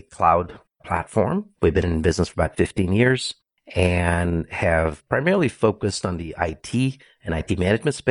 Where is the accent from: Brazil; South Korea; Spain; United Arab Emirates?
Brazil; moved away as an adult; also born or lived in India / Santa Clara, California; now in United States; I was born in India, but raised in Brazil since I was five. So pretty much all my education was there, all the way through college.